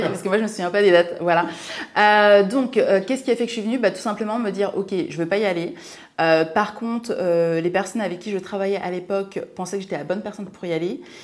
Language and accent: French; a small village in Seine-et-Marne, Île-de-France, France; also born or lived in Martinique; Je suis originaire de Martinique, voilà tout simplement. Et j'ai grandi dans un petit village de Seine-et-Marne